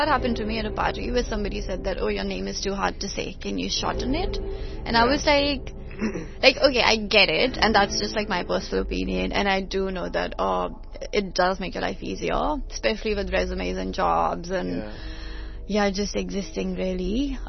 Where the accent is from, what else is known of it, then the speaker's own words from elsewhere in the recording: India; even as, you know, like, I'm Indian, you're Asian, so, like, Vietnamese.